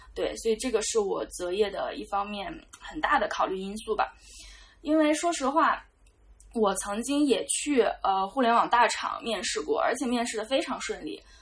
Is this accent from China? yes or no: yes; Jiangxi, China; now in Beijing, China; 我是江西人